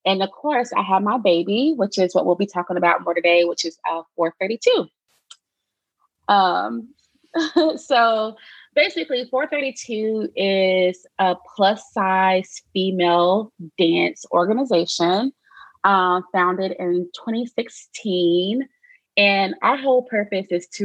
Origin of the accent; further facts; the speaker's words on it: Charlotte, North Carolina, United States; I am from Charlotte, North Carolina. Born and raised there.